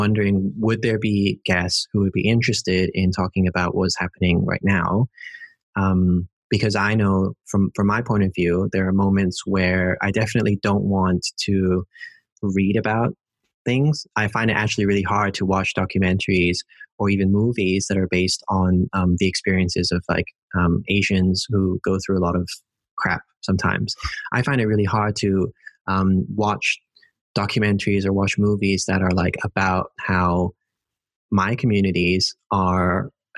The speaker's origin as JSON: {"language": "English", "country": "Hong Kong", "tie": "born or raised there", "also_born_or_lived": "United Kingdom", "moved": "as an adult", "lives_now": "Netherlands", "said": "growing up in Hong Kong"}